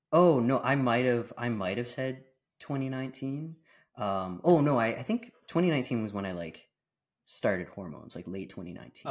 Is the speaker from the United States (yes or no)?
no; Canada; also born or lived in Bahamas / British Columbia, Canada; now in Ontario, Canada; I was born in Canada, um, but I grew up between, uh, Canada and the Bahamas Islands